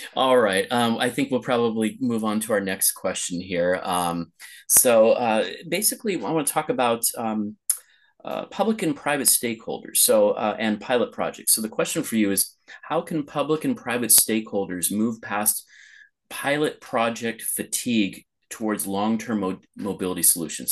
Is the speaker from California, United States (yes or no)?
yes; Los Angeles, California, United States; moved away as an adult; also born or lived in Pasadena; now in Lisbon, Portugal; my hometown of Los Angeles